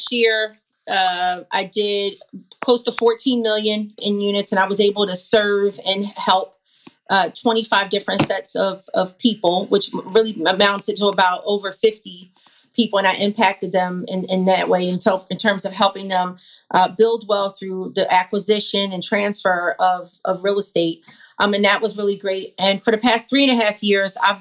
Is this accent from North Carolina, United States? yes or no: no; Philadelphia, Pennsylvania, United States; moved away; I'm from Philadelphia